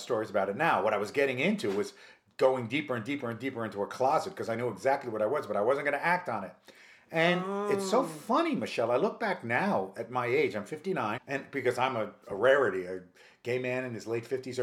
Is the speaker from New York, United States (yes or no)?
yes; White Plains, New York, United States; moved away as an adult; also born or lived in Harlem, New York City / Lima, Peru; now in New York City, United States; I am originally from White Plains, New York